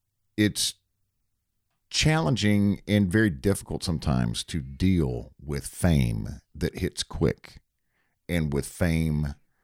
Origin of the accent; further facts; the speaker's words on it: Myrtle Beach, South Carolina, United States; moved away as an adult; now in Atlanta, United States; I came from Myrtle Beach, South Carolina, where it was a job.